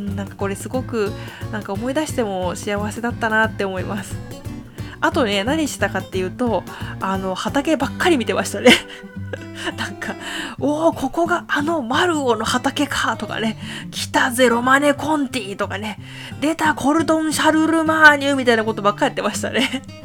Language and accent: Japanese; Hiroshima, Japan; 私のふるさとの広島県